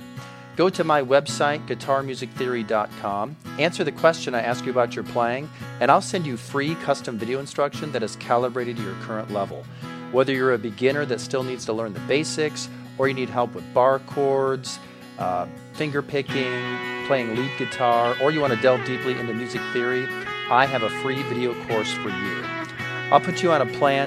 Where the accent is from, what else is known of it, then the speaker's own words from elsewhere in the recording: Toledo, Ohio, United States; now in Nashville, United States; I grew up in Toledo, Ohio